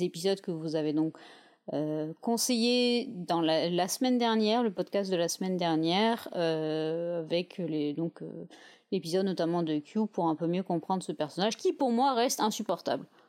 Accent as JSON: {"language": "French", "country": "France", "said": "on est français"}